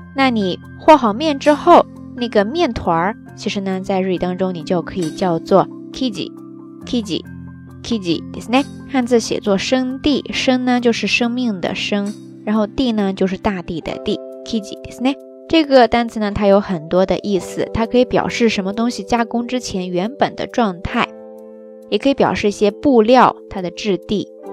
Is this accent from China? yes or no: yes; southern China, China; moved away as an adult; also born or lived in Qingdao, Shandong; 我是南方人